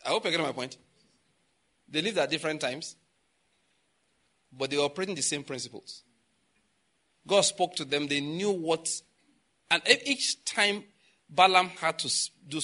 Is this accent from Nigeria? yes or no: yes; Western Nigeria, Nigeria; I'm from Western Nigeria, so I know about the culture over there